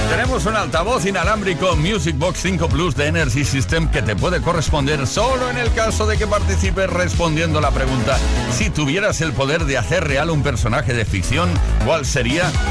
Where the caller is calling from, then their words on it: Barcelona, Catalonia, Spain; soy de Barcelona.